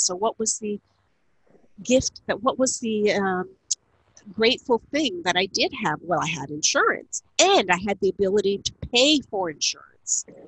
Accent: Niagara Falls, Ontario, Canada; moved away as an adult; also born or lived in Ottawa; I lived in Ottawa for 31 years. I now live in Niagara Falls, where I grew up in the Niagara region

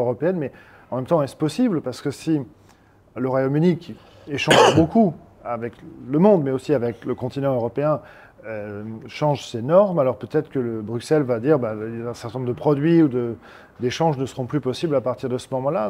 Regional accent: France; nous, en tant que Français

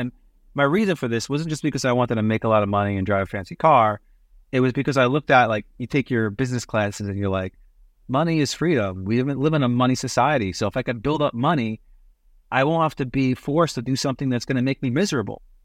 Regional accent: New York City, New York, United States; moved away as an adult; also born or lived in Massachusetts / Canada; growing up in Brooklyn, entrepreneurship is kinda second nature

